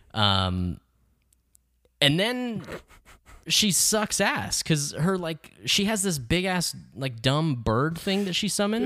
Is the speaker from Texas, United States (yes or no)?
yes; El Paso, Texas, United States; I grew up in El Paso